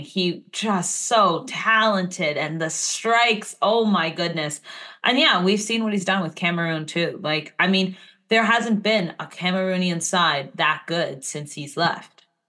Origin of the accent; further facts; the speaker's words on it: Montreal, Quebec, Canada; my hometown, Montreal